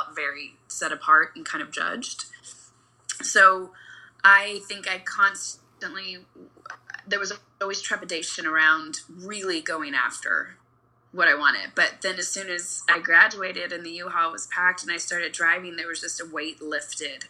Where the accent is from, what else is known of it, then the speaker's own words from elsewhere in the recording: Kentucky, United States; also born or lived in Ferguson, Missouri; now in Los Angeles, United States; growing up, I actually was in right outside Ferguson, Missouri until I was 9. Mm. And then I moved to Kentucky